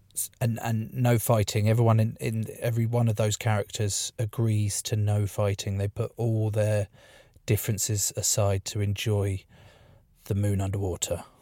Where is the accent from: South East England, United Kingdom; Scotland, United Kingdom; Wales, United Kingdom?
South East England, United Kingdom; East Sussex; I grew up in East Sussex, a little town in East Sussex